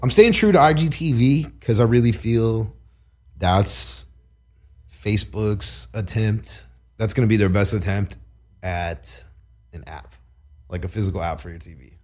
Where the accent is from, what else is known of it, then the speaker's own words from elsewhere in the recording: Long Beach, California, United States; also born or lived in Minnesota / Oklahoma; now in East Los Angeles, United States; growing up in Long Beach